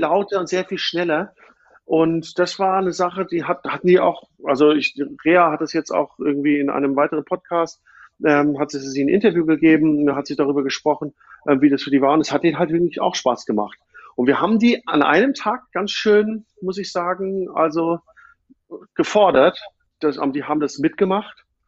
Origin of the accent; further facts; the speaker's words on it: Frankfurt, Hesse, Germany; moved away; ich komme ja ursprünglich aus Frankfurt oder aus der Gegend von Frankfurt